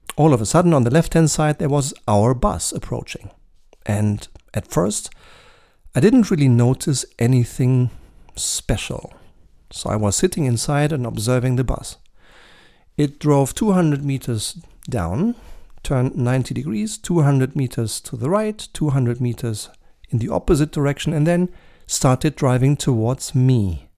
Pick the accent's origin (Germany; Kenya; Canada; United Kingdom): Germany; in my home country, Germany